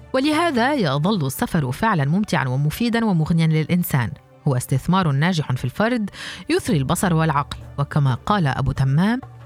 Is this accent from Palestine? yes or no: yes; Palestine; moved away as an adult; في بلادنا فلسطين